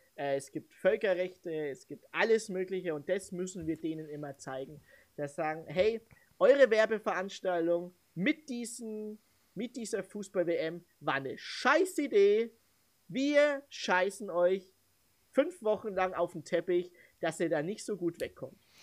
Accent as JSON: {"language": "German", "country": "Germany", "said": "mich als Deutscher, der aussah wie ein Filipino"}